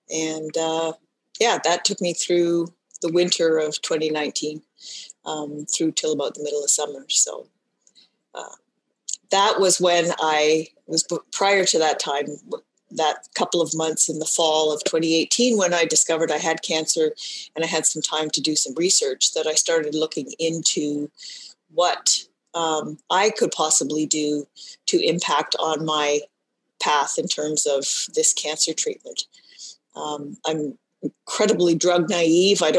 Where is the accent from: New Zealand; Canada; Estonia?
Canada; also born or lived in Ontario; practiced as a dietitian for um, all of my career um, in Ontario. I'm Canadian.